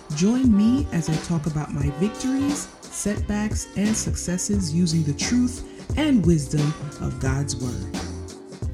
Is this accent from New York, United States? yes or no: yes; New York, United States; I lived in New York. I grew up in New York